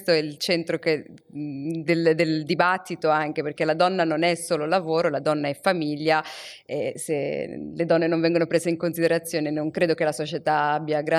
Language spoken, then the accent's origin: Italian; Morocco; io sono africana, sono cresciuta in Marocco e sono cresciuta in una società che anche quando il vicino di casa ti vedeva fare qualcosa di brutto, aveva, essendo un adulto, aveva il diritto e il dovere di rimproverarti.